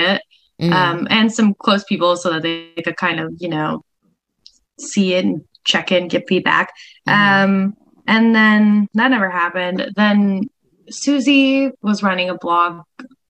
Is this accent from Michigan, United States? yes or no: yes; Grand Rapids, Michigan, United States; moved away as an adult; now in Los Angeles, United States; my hometown of Grand Rapids, Michigan, when I was a 19-year-old college student.